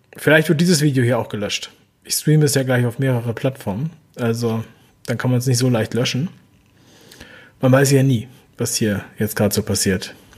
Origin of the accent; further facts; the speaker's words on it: Hamburg, Germany; moved away as an adult; also born or lived in Berlin / Cologne; ich bin in Hamburg aufgewachsen